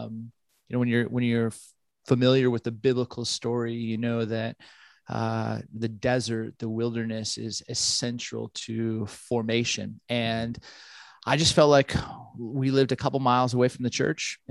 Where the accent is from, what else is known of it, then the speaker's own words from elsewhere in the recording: Ventura County, Southern California, United States; moved away as an adult; also born or lived in Grand Rapids, Michigan; I grew up in Southern California, Ventura County between Malibu and Santa Barbara